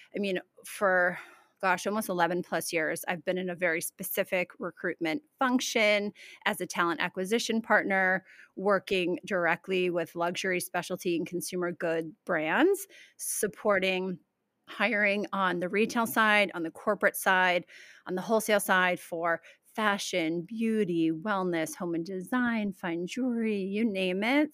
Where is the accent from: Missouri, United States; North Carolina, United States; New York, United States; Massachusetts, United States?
New York, United States; Albany; moved away as an adult; also born or lived in Keene, New Hampshire; I'm Albany, Saratoga area, tri-state, capital district. Went to school there.